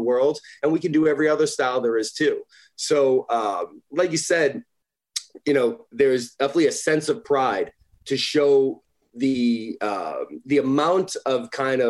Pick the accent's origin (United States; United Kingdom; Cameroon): United States; Northeast; as a kid growing up in the Northeast